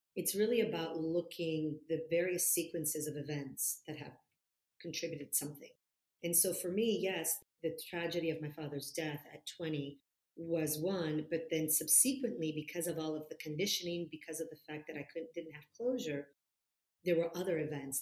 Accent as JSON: {"language": "English", "town": "Florence", "region": "Tuscany", "country": "Italy", "tie": "born or raised there", "also_born_or_lived": "California", "moved": "as an adult", "said": "my hometown is in Florence, so I was born and raised in Florence, Italy, and I was there for the first 20 years of my life until I moved to California to go to college"}